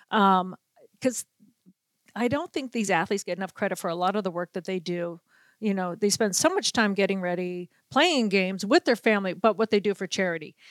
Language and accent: English; New England, United States; moved away as an adult; also born or lived in Chicago; now in Minnesota, United States; as a young girl growing up in New England